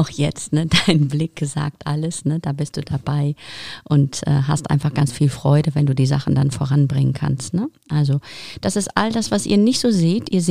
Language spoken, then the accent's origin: German; Ukraine; moved away; Ich komme ursprünglich aus der Ukraine, genau.